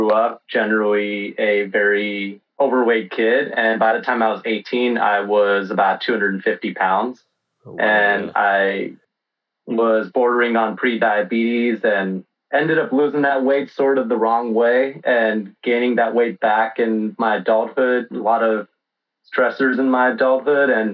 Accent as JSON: {"language": "English", "town": "Los Angeles", "region": "California", "country": "United States", "tie": "born or raised there", "said": "that's where I'm in right now, and born and raised"}